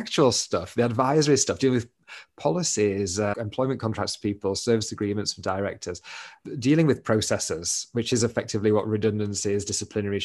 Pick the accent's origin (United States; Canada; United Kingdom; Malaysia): United Kingdom; Doncaster, Yorkshire and the Humber; moved away as an adult; I am originally from Doncaster